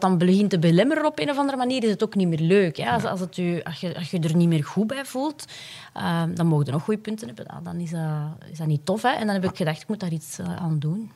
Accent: Puurs, Flanders, Belgium; mijn roots liggen ook echt in Puurs

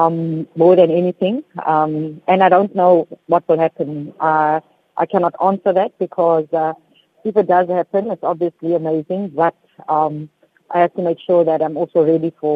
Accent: Cape Town, Western Cape, South Africa; I grew up in Salt River. I went to school at Dryden Street Primary and went to school at Salt River Heights.

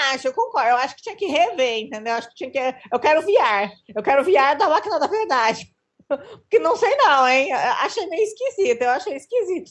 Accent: Rio Grande do Sul, Brazil; Eu sou gaúcho, moro no interior do Rio Grande do Sul

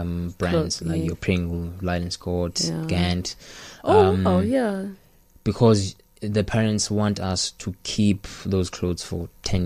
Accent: Port Elizabeth, Eastern Cape, South Africa; Growing up in Port Elizabeth

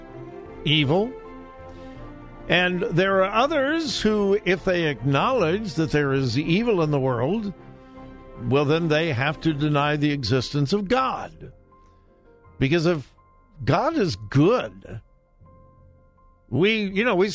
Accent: Los Angeles, California, United States; Growing up in the Los Angeles area

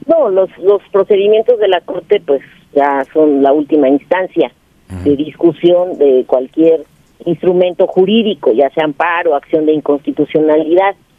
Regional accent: Mexico; nosotros como mexicanas y mexicanos

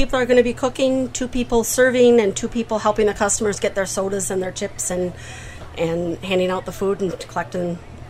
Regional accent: Reedsburg, Wisconsin, United States; We're local. We are from Reedsburg

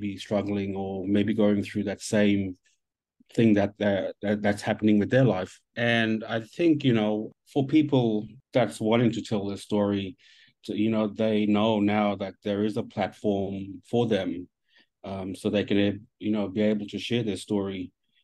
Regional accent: Thursday Island, Queensland, Australia; moved away as an adult; now in Cairns, Australia; I come from Thursday Island up in the Torres Strait

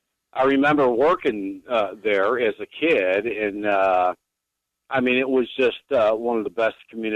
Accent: Elmhurst, Illinois, United States; now in Dundee, United States; I grew up in South Elmhurst, Yorkfield.

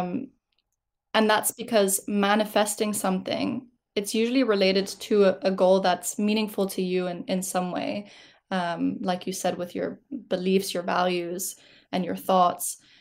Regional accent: Switzerland; moved away; I am from Switzerland originally

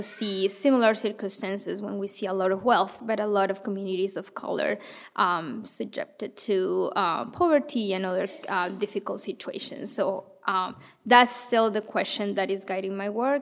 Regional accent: Bogota, Bogotá Capital District, Colombia; moved away as an adult; now in Madison, United States; I grew up in Colombia, in Bogota

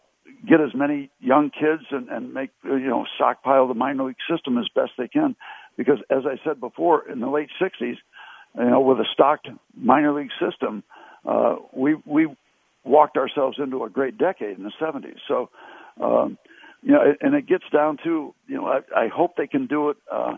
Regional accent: Connecticut, United States; We had to beg the Pirates to sign me when I came out from Connecticut to try out in 1960.

